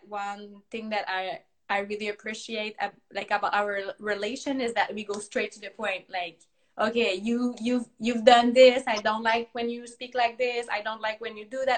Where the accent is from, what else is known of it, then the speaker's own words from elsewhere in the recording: Quebec, Canada; first language French; English is a second language; we're from Quebec, Canada.